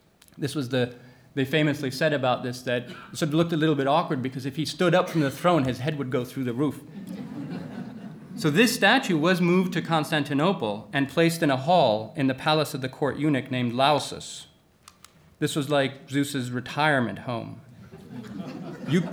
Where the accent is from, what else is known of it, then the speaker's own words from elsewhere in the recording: Athens, Attica, Greece; my hometown of Athens